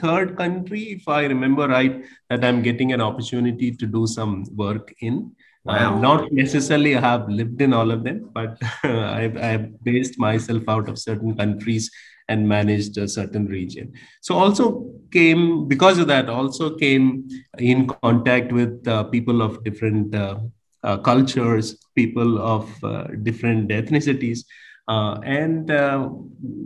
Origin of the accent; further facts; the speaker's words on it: India; moved away as an adult; also born or lived in Africa; now in Cambodia; I'm from India, as you rightly said. Relatively new to Cambodia. I arrived in December 2018.